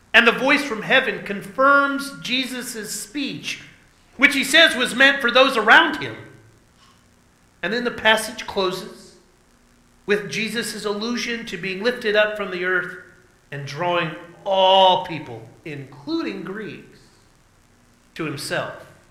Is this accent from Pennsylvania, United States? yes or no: no; southeastern Oklahoma, United States; in my case, a southeastern Oklahoman